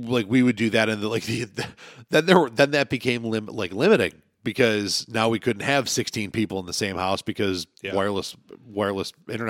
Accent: New York, United States; I grew up on the Lancaster Alden line.

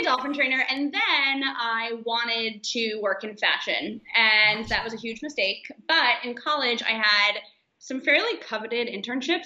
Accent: Florida, United States; moved away as an adult; also born or lived in San Francisco; I grew up in Florida

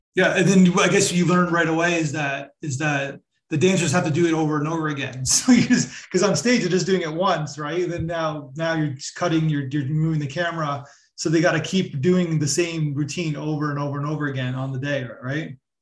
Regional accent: Toronto, Ontario, Canada; I'm from Toronto as well.

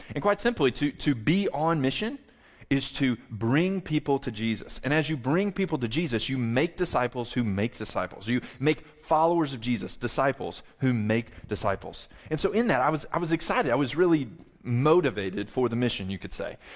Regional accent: the South, United States; I'm a Southerner

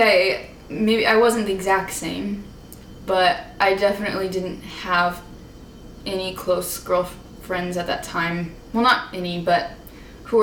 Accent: Northwest Indiana, United States; I'm from Northwest Indiana, the region

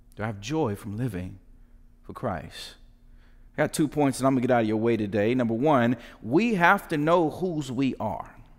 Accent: United States; the tension we live in being American

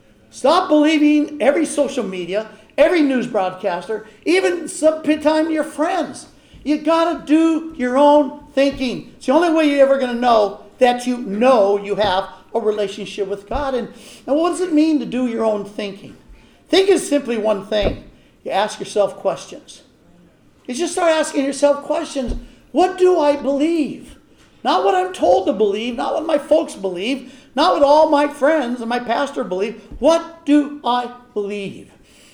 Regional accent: Missouri, United States; I don't believe in faith. I'm from Missouri. I got to see it.

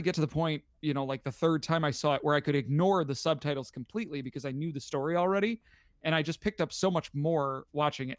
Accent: United States; an English-speaking American

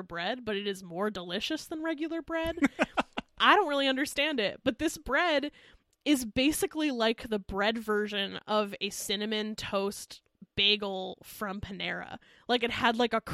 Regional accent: Pennsylvania Dutch country, United States; I grew up in Pennsylvania, in like Pennsylvania Dutch country

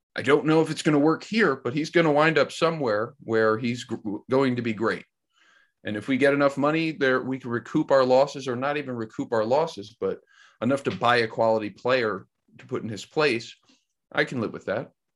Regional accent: United States; We're American people

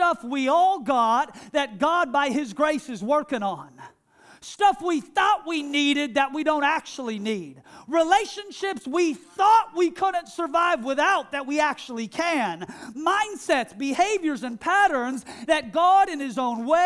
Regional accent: Seattle, Washington, United States; the church that I grew up in Seattle

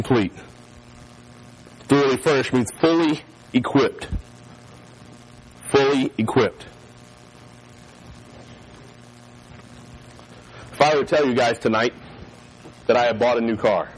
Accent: North Carolina, United States; moved away; also born or lived in Florida; growing up in North Carolina, we had hurricanes

